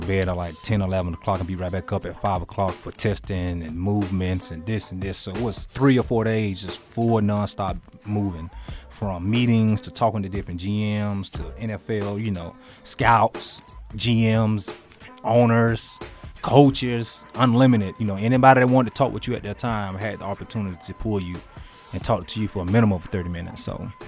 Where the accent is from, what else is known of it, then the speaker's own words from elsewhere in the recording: Cairo, Georgia, United States; I'm from Cairo, Georgia